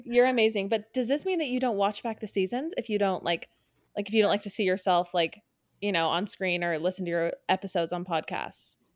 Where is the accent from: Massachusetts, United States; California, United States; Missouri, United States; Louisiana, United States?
California, United States; Orange County; we're both from Orange County, we grew up there